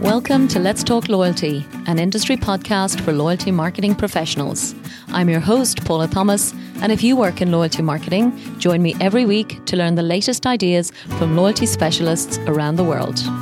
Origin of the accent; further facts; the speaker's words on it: Ireland; moved away as an adult; now in Dubai, United Arab Emirates; my home country of Ireland